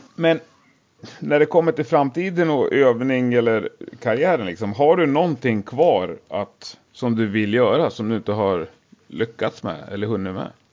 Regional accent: Gävle, Gävleborg County, Sweden; det säger man i Gävle också, där jag kommer ifrån

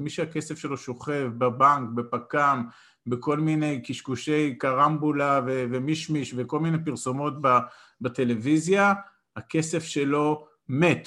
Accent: Israel; אני גדלתי בקיבוץ

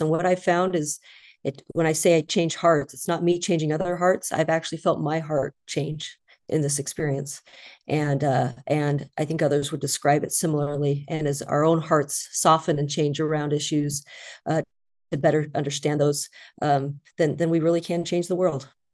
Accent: Idaho, United States; I grew up in Idaho

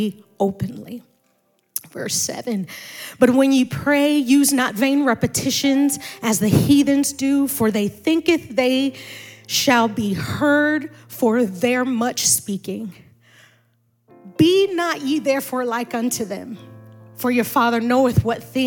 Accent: Maryland, United States; moved away; also born or lived in Indianapolis; spiritually born and raised in Maryland

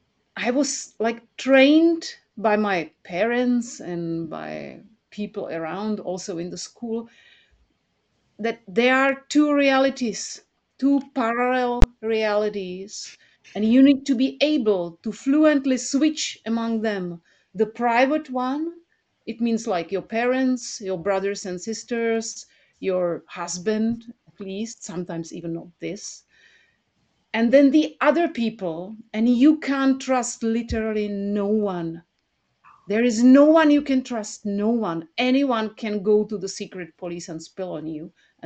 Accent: Prague, Czechia; I was born 1 year before the Soviets, before the invasion, before the Soviets came to our country on tanks and started slaughtering the people in Prague.

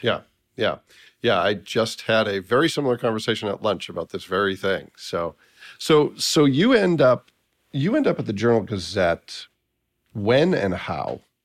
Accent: Massachusetts, United States; I was from Massachusetts

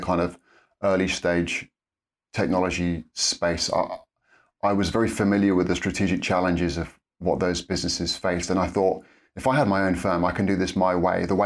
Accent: Norfolk, East of England, United Kingdom; moved away as an adult; now in Cambridge, United Kingdom; born and raised in Norfolk

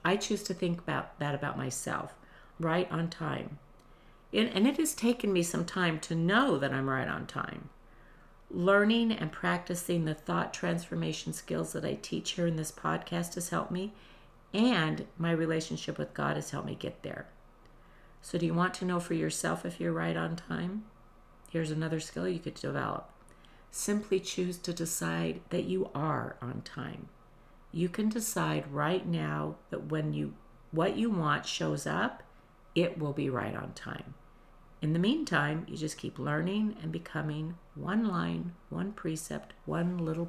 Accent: Nevada, United States; I was from Nevada, but I was not used to humid and hot

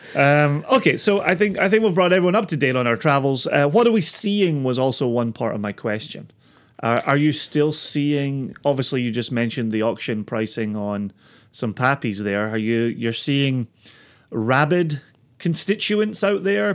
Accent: Scotland, United Kingdom; I'm Scottish

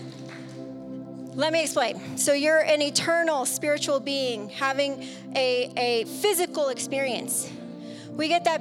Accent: San Diego, California, United States; moved away; we're from San Diego

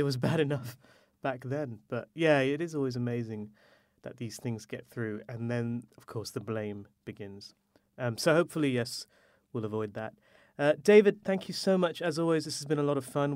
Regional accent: India; as an Indian man

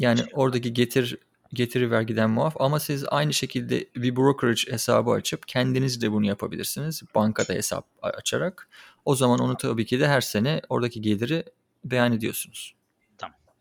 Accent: Çanakkale, Turkey; moved away; also born or lived in Kocaeli; Çanakkale'de doğdum. Orada doğup büyüdüm.

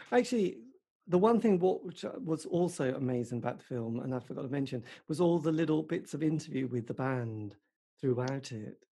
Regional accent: England, United Kingdom; I am English

